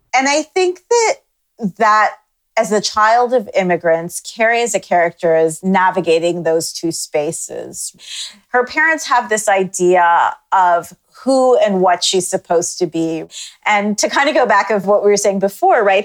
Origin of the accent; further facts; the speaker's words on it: Toronto, Ontario, Canada; moved away as an adult; now in United States; growing up in Canada